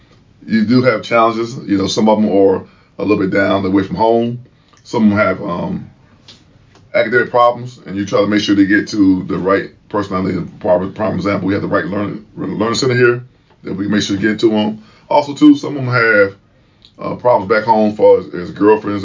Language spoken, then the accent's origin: English; Chester, Pennsylvania, United States; moved away as an adult; from a town called Chester, Pennsylvania.